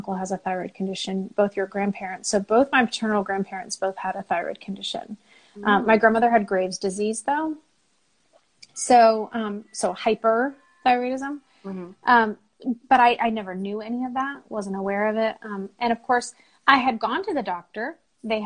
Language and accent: English; San Jose, California, United States; moved away as an adult; also born or lived in Seattle; now in North Carolina, United States; I lived in California most of my life. Bay Area, San Jose